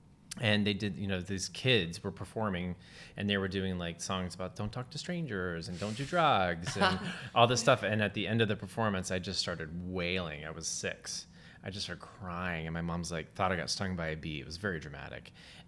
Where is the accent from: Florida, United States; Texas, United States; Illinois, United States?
Texas, United States; And then I grew up in Texas